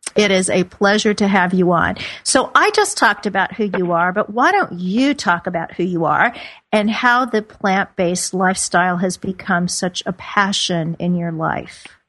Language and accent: English; Midwest, United States; moved away; meatloaf, just like I grew up on back in the Midwest